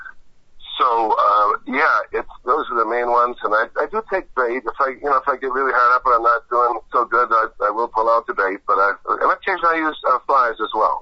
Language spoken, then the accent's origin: English; the Wisconsin and Mississippi Rivers, United States; I'm from the Wisconsin and Mississippi Rivers